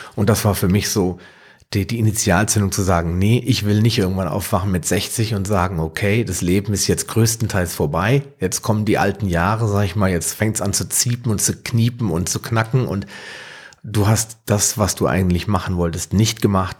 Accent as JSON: {"language": "German", "area": "near Frankfurt", "region": "Hesse", "country": "Germany", "tie": "born or raised there", "said": "Ich komme aus der Nähe von Frankfurt, bin gebürtiger Deutscher"}